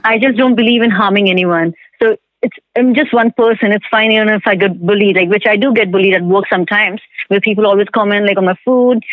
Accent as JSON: {"language": "English", "country": "India", "moved": "as an adult", "lives_now": "Vancouver, Canada", "said": "I'm from India. I moved to Vancouver about five years ago."}